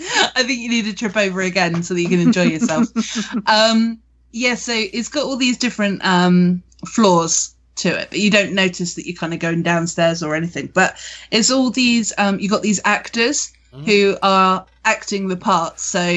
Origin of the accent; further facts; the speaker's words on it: Weymouth, South West England, United Kingdom; Now, I'm from Weymouth, so Weymouth is where the Black Plague actually started.